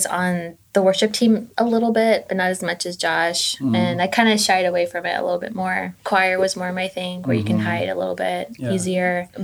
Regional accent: El Paso, Texas, United States; moved away as an adult; also born or lived in Illinois; I grew up in El Paso.

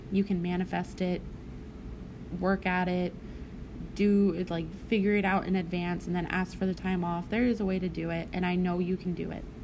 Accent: Arkansas, United States; also born or lived in California / Nevada; back to Arkansas because I did a lot of growing up around there

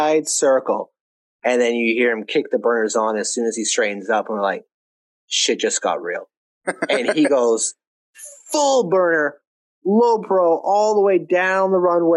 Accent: Maine, United States; moved away as an adult; also born or lived in Alaska; I've been living my life in Maine, which is basically its own country. It's just so isolated from everything else. Half the country doesn't even know it's a state. I say I'm from Maine

